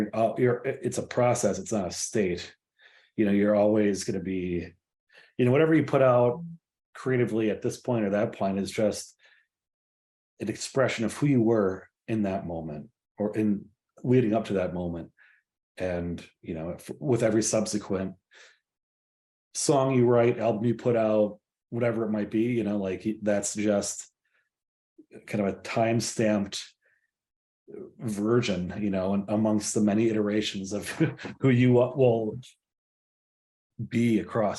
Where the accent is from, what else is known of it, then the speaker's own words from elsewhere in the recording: Hartland, Wisconsin, United States; I grew up in the small town of Hartland, Wisconsin, which is about 20-ish miles west of Milwaukee.